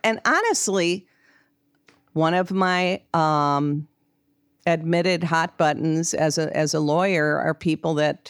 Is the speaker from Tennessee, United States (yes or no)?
no; Wisconsin, United States; another reason I'm from Wisconsin, and in Wisconsin and some other states, you have marital property laws.